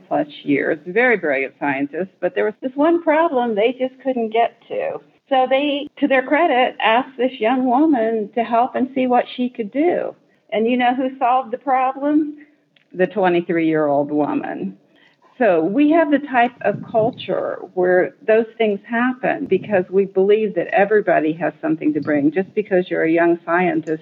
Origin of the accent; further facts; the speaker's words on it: Indiana, United States; I'm a Hoosier from Indiana, although I have lived other places